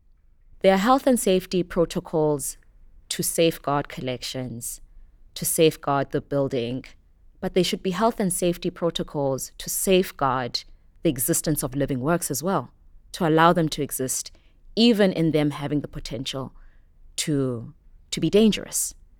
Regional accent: Soweto, Gauteng, South Africa; I grew up in Soweto in Johannesburg. This was not really normal for us.

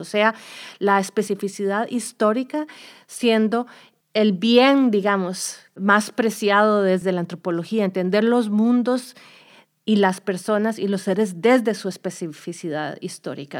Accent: Costa Rica; moved away as an adult; now in United States; yo soy de Costa Rica, hice mi doctorado en Estados Unidos

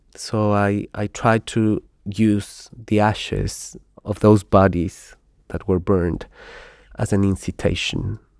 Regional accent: Ecuador; moved away as an adult; now in Spain; I come from Ecuador

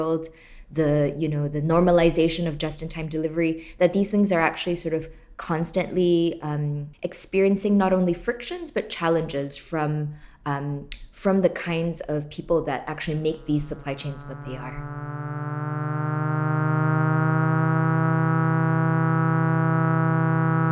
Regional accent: Singapore; moved away as an adult; now in United States; I grew up in Singapore, born and raised, and left to the US when I was 19.

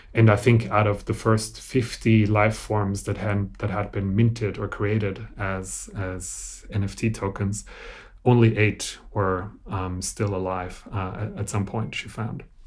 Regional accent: Austria; I grew up in Austria, so this was a German language thing

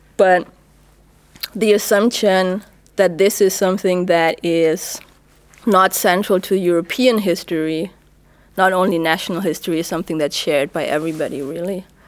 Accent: Germany; English is a second language; moved away as an adult; now in United States; the experience for me and for many other black Germans

